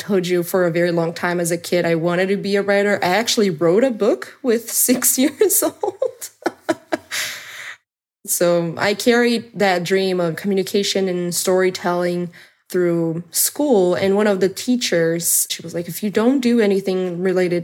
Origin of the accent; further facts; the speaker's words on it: Brazil; I'm from Brazil